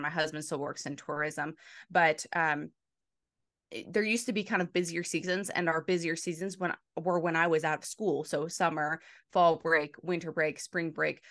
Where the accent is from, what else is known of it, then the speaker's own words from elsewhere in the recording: Front Royal, Virginia, United States; I grew up in a small town called Front Royal